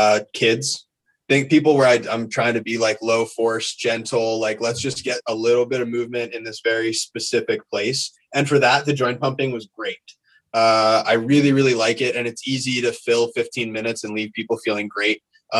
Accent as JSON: {"language": "English", "town": "York", "region": "Pennsylvania", "country": "United States", "also_born_or_lived": "Bay Area, California", "moved": "as an adult", "lives_now": "Tri-Cities, United States", "said": "I am from South Central PA. I'm from York."}